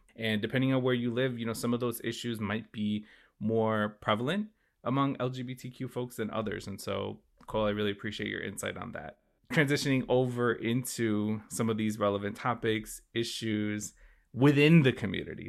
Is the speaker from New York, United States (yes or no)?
no; Chicago, Illinois, United States; also born or lived in Connecticut; I grew up in Chicago